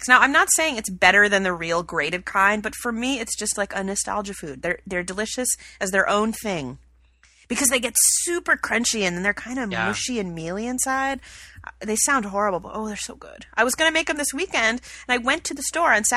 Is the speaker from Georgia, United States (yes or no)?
yes; Atlanta, Georgia, United States; also born or lived in Chicago; now in California, United States; I grew up with it in Atlanta